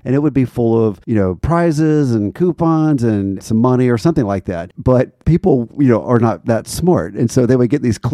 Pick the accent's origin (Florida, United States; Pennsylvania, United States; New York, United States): Florida, United States; I've got fond memories of growing up in Florida